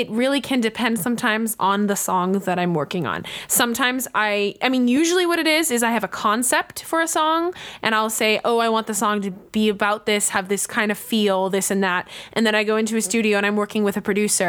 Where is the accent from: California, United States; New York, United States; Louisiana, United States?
California, United States; San Diego; now in Los Angeles, United States; I grew up in Southern California